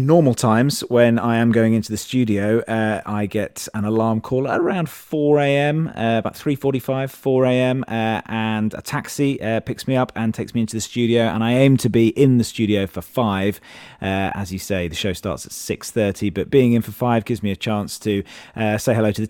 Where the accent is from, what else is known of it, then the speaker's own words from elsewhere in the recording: Leicester, East Midlands, United Kingdom; also born or lived in Berkshire; I was born in Leicester and grew up in Leicestershire, but my family on my father's side were all originally from Reading.